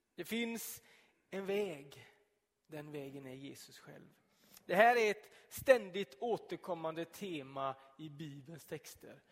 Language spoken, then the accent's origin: Swedish; Donsö, Västra Götaland, Sweden; moved away; när jag bodde hemma på Donsö